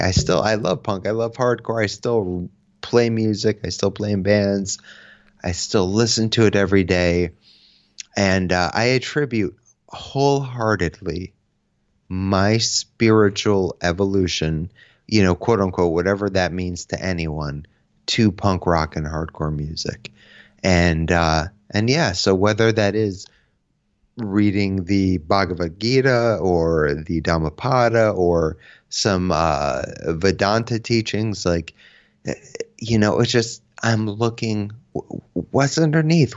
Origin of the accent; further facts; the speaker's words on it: Connecticut, United States; I'm from Connecticut, so I grew up, um, playing in bands